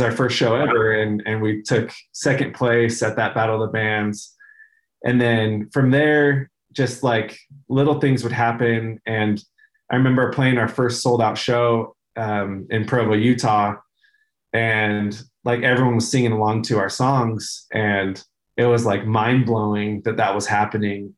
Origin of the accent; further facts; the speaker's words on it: Denver, Colorado, United States; moved away as an adult; also born or lived in Reno, Nevada / California; now in Utah, United States; I was born in Reno, Nevada, and then moved around California a bit. And then I grew up, we, we moved to Denver the Denver area when I was like eight. And so I spent the rest of my time there until I moved to Utah for college